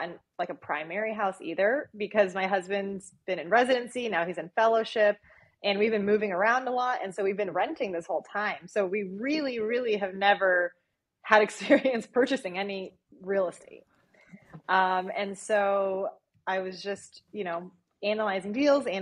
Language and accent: English; Phoenix, Arizona, United States; moved away; also born or lived in Chicago; I'm from Phoenix